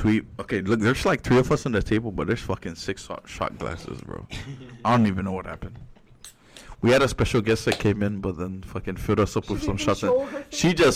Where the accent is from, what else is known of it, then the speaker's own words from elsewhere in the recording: Saipan, Northern Mariana Islands; we're from Saipan